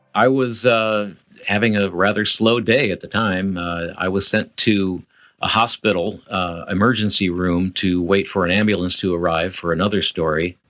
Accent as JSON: {"language": "English", "region": "Midwest", "country": "United States", "moved": "yes", "lives_now": "San Diego, United States", "said": "I'm from the Midwest"}